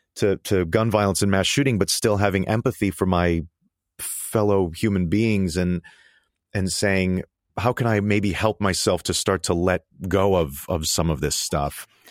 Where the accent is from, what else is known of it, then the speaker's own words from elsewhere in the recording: Connecticut, United States; now in New York City, United States; I grew up in Connecticut and, uh, and only about thirty minutes from, uh, from Newtown